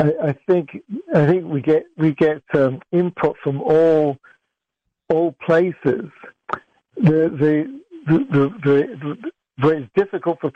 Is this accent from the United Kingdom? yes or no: yes; England, United Kingdom; also born or lived in Middle East; now in United States; I grew up in England, I've lived in America for 30 years, and I lived in the Middle East for 9 years.